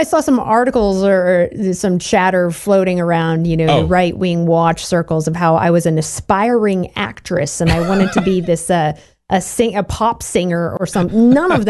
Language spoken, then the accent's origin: English; Portland, Oregon, United States; I was born there on Lovejoy Avenue downtown.